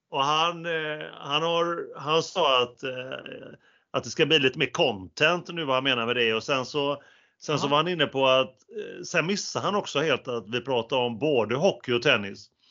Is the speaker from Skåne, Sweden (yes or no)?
no; Gothenburg, Västra Götaland, Sweden; accent: Gothenburg dialect (göteborgska); det där är göteborgska. Men eh, på, på både dig och mig